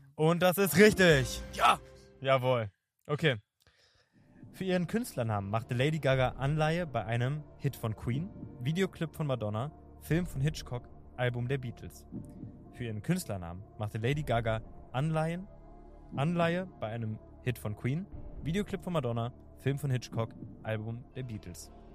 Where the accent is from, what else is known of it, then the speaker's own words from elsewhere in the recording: Berlin, Germany; ich bin in Kreuzberg äh, geboren und ich äh, finde Kreuzberg ist der coolste Bezirk offensichtlich